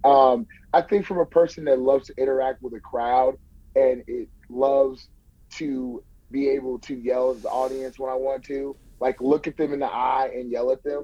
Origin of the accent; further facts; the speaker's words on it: Bay Area, California, United States; now in Turlock, United States; I'm I'm born and raised in the Bay Area, and I just moved uh, to Turlock, California, in my grandmother's house